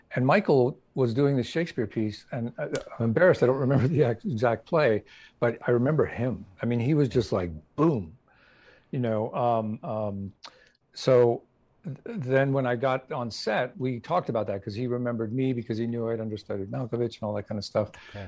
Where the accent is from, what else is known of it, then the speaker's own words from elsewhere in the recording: Canada; I'm originally from Canada